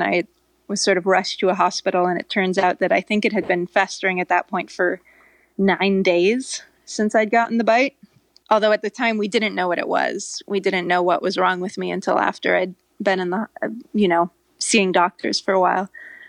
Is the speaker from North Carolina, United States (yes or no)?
no; California, United States; I grew up in Northern California. Doesn't seem like that big of a deal to me.